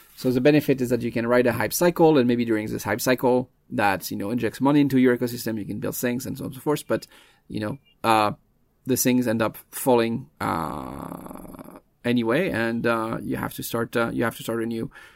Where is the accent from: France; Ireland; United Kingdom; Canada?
France; moved away as an adult; now in United States; I was, uh, born and raised in France. I, uh, moved to the U S in my early twenties